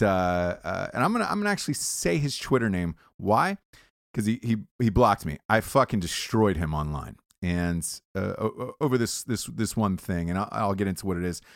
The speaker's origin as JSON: {"language": "English", "region": "Georgia", "country": "United States", "tie": "born or raised there", "said": "I grew up in the South, I grew up in Georgia"}